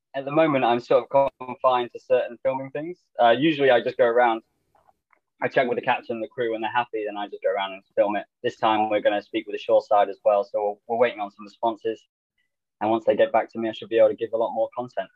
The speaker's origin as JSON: {"language": "English", "area": "Lincolnshire", "region": "East Midlands", "country": "United Kingdom", "said": "I'm from Lincolnshire, which is northeast of England uh, about three hours north of London"}